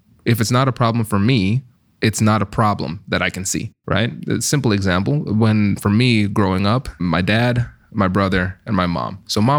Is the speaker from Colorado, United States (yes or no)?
no; Tiffin, Ohio, United States; accent: Caribbean; So I'm from Tiffin, Ohio, mm-hmm. right? So I'm from those places that you were right. just describing, right? So imagine a Caribbean American guy, mm-hmm. the only black kid in the school and with a strong Caribbean accent.